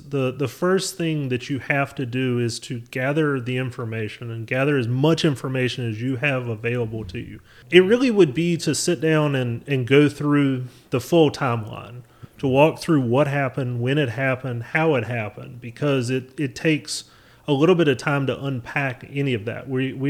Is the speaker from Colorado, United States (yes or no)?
no; North Carolina, United States; I'm obviously, as you can tell by my accent, I'm native to North Carolina, so I've been around political things for as long as I can remember.